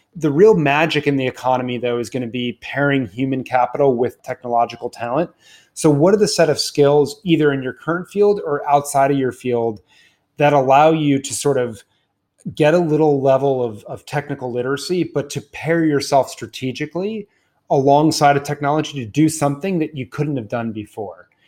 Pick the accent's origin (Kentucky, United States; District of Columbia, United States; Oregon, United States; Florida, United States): District of Columbia, United States; Washington; I grew up in Washington, D C